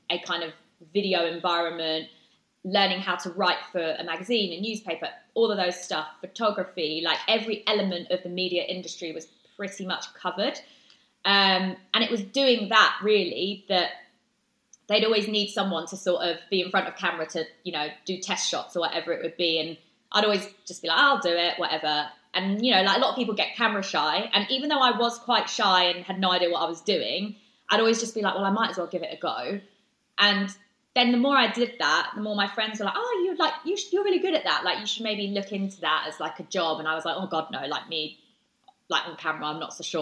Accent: Brighton, South East England, United Kingdom; in Brighton, which is my hometown.

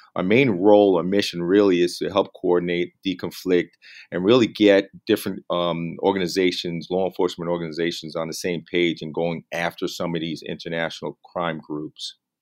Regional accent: New York City, New York, United States; moved away as an adult; also born or lived in San Diego, California; was able to come back to my hometown of New York City

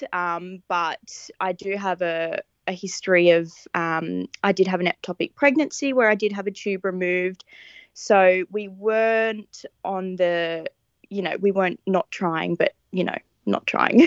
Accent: Newcastle, New South Wales, Australia; moved away as an adult; now in Mudgee, Australia; I was originally from Newcastle. That's where I was born and grew up and spent my whole life

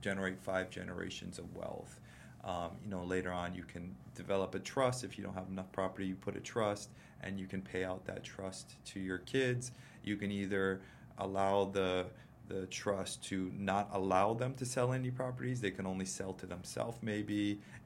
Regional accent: Big Island, Hawaii, United States; I grew up on the Big Island with my dad

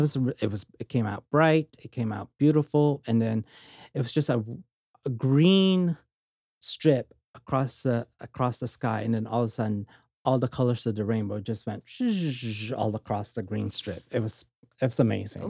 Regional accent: Orange County, California, United States; also born or lived in Philippines / San Francisco; now in Las Vegas, United States; grew up and lived in Orange County, California since I was, like, six

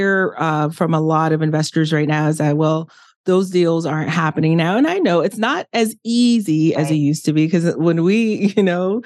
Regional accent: Miami, Florida, United States; my house that we grew up in Miami, I'm from the inner city of Miami

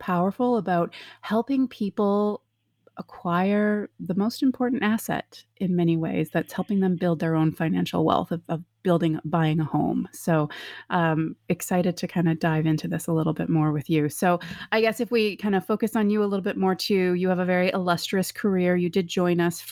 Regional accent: Canada; I am also Canadian

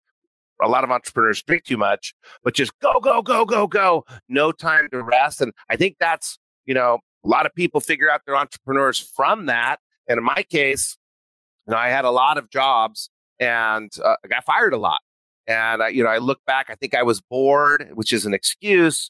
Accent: New Mexico, United States; I grew up in New Mexico

